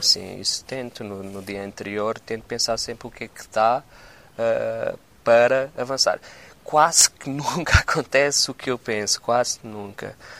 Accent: Setúbal, Portugal; Eu sou de Setúbal, Setúbal não tem ondas.

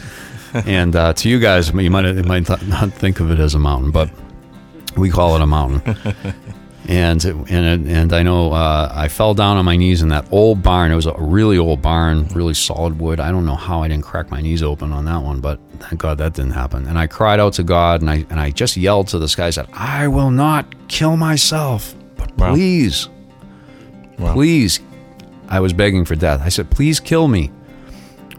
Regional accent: Boston, Massachusetts, United States; I grew up in Boston.

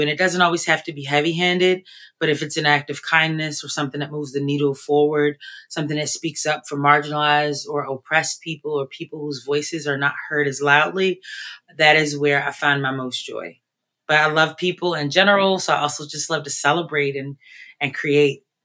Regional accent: Baltimore, Maryland, United States; moved away as an adult; now in Philadelphia, United States; I am originally from Baltimore. I've been in Philly for 20 plus years

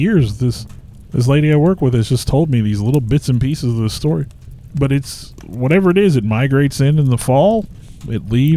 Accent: Pulaski County, Missouri, United States; moved away as an adult; now in Lebanon, United States; I was born and raised in Pulaski County, lived there my entire life.

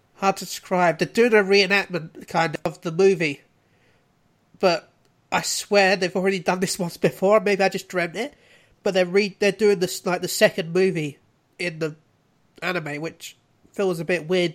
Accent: United Kingdom; we were being very British about it

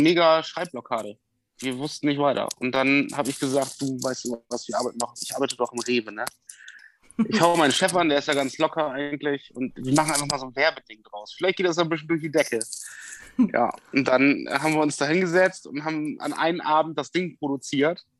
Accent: Bremen, Germany; also born or lived in Westoverledingen; Ich komme ja aus Bremen.

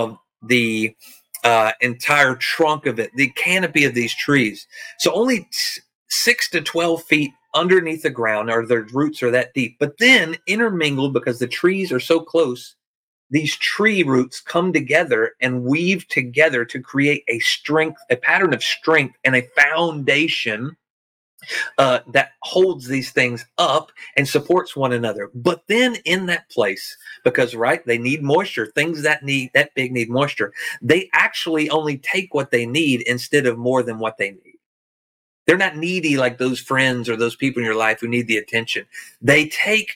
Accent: Arkansas, United States; I'm from Arkansas

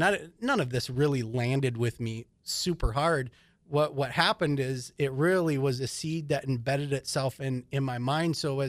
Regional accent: Hibbing, Minnesota, United States; I mean, I grew up in Hibbing, Minnesota, you know, northern Minnesota.

